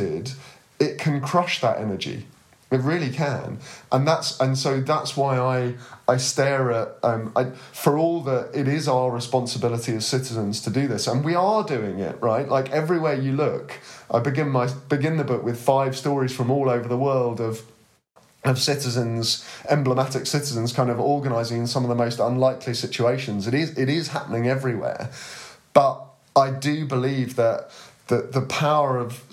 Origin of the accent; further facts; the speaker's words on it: United Kingdom; particularly as a Brit